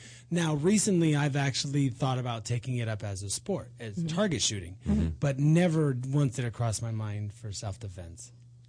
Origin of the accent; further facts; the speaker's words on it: Massachusetts, United States; moved away; No, I'm from Massachusetts.